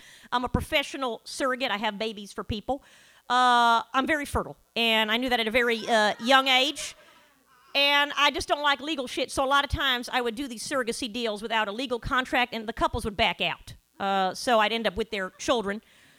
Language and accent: English; the South, United States; because I'm from the South as well